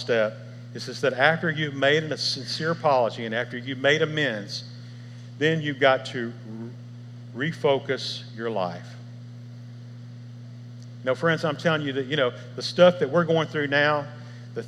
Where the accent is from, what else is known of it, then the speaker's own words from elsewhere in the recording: Memphis, Tennessee, United States; I was raised here in Memphis